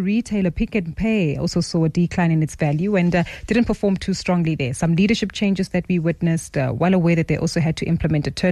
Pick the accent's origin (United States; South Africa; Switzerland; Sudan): South Africa; us as South African retail investors